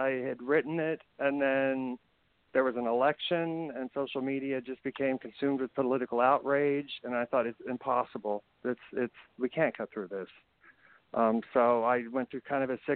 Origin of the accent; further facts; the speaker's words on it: Indiana, United States; moved away as an adult; also born or lived in San Francisco, California; now in Culver City, United States; me as a wannabe gay actor growing up in Indiana